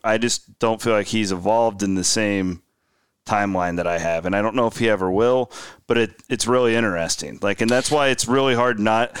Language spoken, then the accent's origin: English; Clarinda, Iowa, United States; I have multiple times thought about moving back to Clarinda, Iowa. I love my hometown.